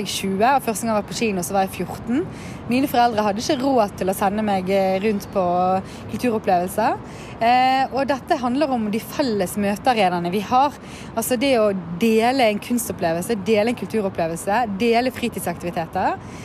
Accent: Bergen, Vestland, Norway; Da jeg var liten, så vokste jeg opp på Flaktveit i en lavinntektsfamilie

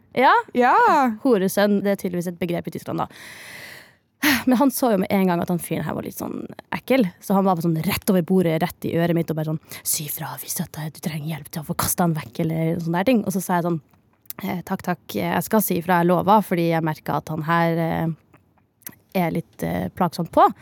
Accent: near Misvær, Nordland, Norway; accent: Northern Norwegian; moved away; det er jo eh, rett ved der jeg vokste opp

